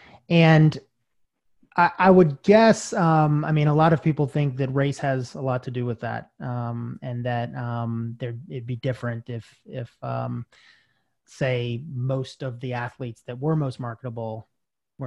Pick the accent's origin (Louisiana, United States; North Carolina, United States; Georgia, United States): Georgia, United States; moved away as an adult; also born or lived in Charlotte; I grew up in Georgia